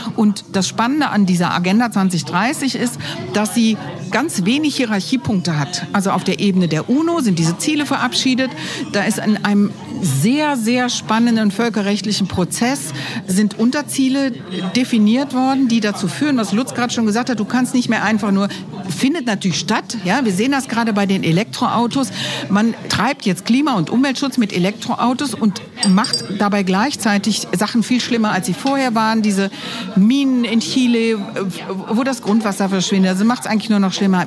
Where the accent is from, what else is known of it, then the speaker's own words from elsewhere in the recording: Cologne, North Rhine-Westphalia, Germany; now in Minden, Germany; ich bin Überzeugungsmindenerin, ursprünglich aus Köln